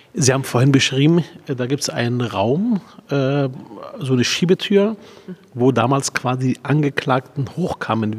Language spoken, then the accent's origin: German; Berlin, Germany; Ich komme aus Spandau. Spandau ist ein Bezirk